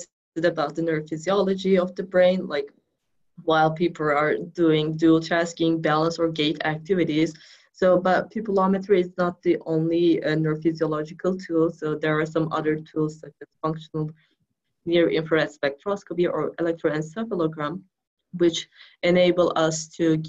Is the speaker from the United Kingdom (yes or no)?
no; Turkey; moved away as an adult; also born or lived in New York, United States; now in Kansas, United States; I was born in New York, and then I was there until 5 years old, and then my parents went back to Turkey.